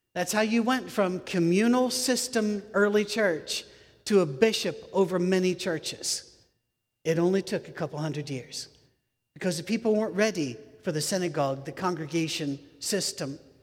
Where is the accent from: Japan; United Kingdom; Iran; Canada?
United Kingdom; moved away; also born or lived in United States; I'm British. Uh, I'm also American, but I'm British.